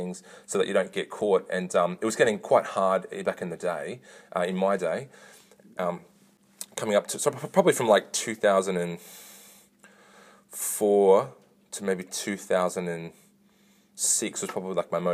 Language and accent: English; Katoomba, New South Wales, Australia; also born or lived in Lidcombe, Sydney / North Richmond / Melbourne; I was born in Lidcombe, Sydney, and I moved to Katoomba when I was 2 weeks old, and I was raised in the Pentecostal Church, so an AOG congregation in Katoomba